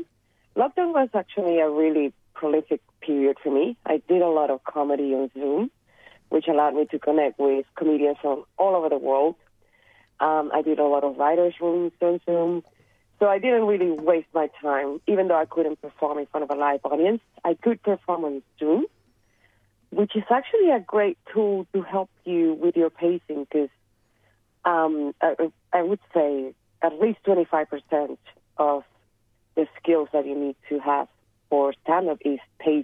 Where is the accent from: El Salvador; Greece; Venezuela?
Venezuela; Caracas, Capital District; English is a second language; moved away as an adult; now in Australia; my experience growing up in Venezuela, in Caracas